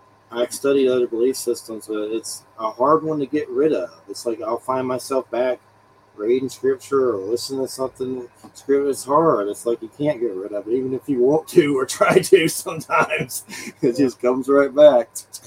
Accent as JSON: {"language": "English", "region": "the South", "country": "United States", "tie": "born or raised there", "said": "I grew up with Christianity in the South"}